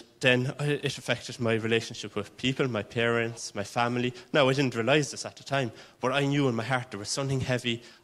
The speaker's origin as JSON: {"language": "English", "town": "Waterford", "region": "Munster", "country": "Ireland", "tie": "born or raised there", "said": "originally I'm from Waterford. My dad was from Cork and my mother was from Kilkenny, and they met in Waterford, and that's where I actually grew up"}